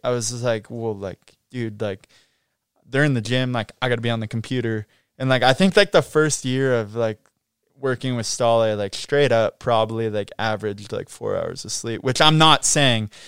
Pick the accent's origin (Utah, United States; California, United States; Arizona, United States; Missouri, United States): California, United States; Mammoth Lakes; growing up in Mammoth